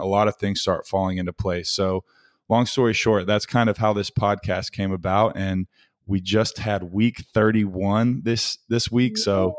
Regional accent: Little Rock, Arkansas, United States; born there; ended up back where I was born in Little Rock, Arkansas, and am now working for a medical device sales company called Arthrex.

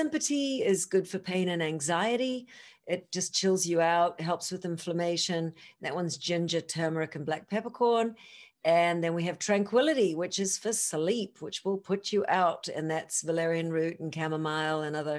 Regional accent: New Zealand; moved away; I'm from New Zealand.

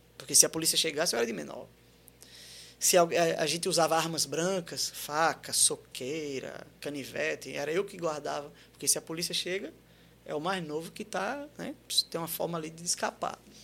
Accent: Santos, São Paulo, Brazil; Nasci em Santos

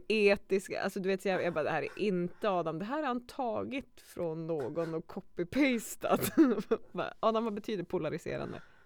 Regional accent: Skellefteå, Västerbotten County, Sweden; jag var från Skellefteå

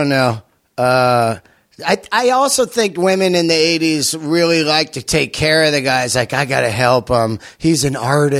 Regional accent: San Francisco, California, United States; also born or lived in Yosemite; I grew up in San Fran, and I can tell.

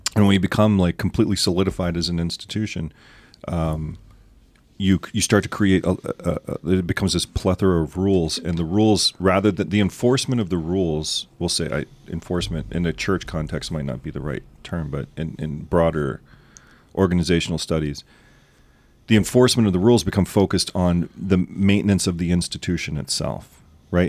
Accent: the South, United States; now in South Lancaster, United States; I'm from the South

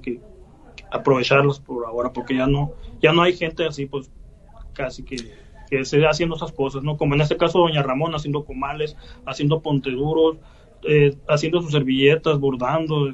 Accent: San Pedro de la Cueva, Sonora, Mexico; also born or lived in United States; los platillos de aquí de mi, de mi pueblo

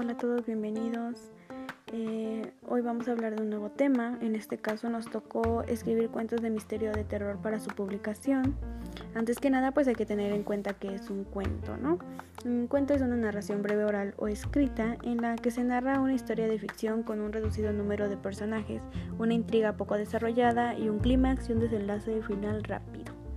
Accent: Orizaba, Veracruz, Mexico; los que somos de aquí de Orizaba, Veracruz

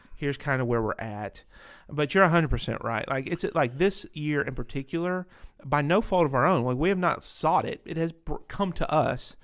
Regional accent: Winston-Salem, North Carolina, United States; also born or lived in Ohio / Pennsylvania; I moved to North Carolina, which is, uh, Racing Hub U S

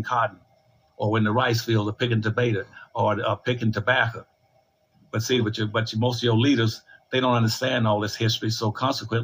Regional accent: Winston-Salem, North Carolina, United States; my hometown in Winston-Salem, North Carolina, when I grew up there

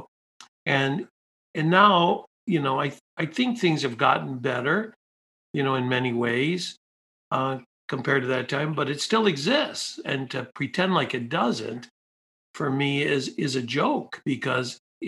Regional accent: Detroit, Michigan, United States; I grew up in Detroit, you know, in the inner city.

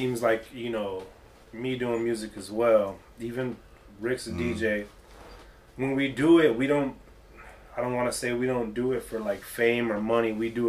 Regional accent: Gary, Indiana, United States; accent: southern dialect; we're from Indiana, so we got that southern dialect.

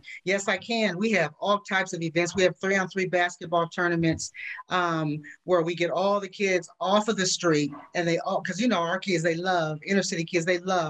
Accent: California, United States; I'm from California, born and raised

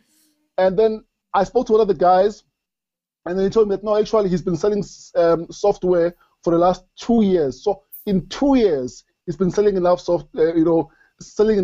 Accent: Springs, Gauteng, South Africa; I grew up in Springs.

